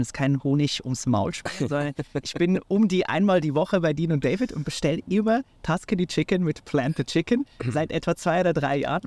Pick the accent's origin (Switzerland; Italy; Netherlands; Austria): Switzerland; moved away; ich bin heute in meiner Heimat, äh, der Schweiz